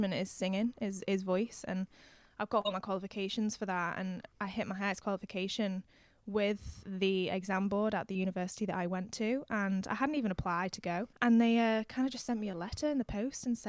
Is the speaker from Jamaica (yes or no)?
no; Lancashire, North West England, United Kingdom; moved away as an adult; now in London, United Kingdom; I'm originally from Lancashire. So I'm kind of on the cusp of Lancashire and Merseyside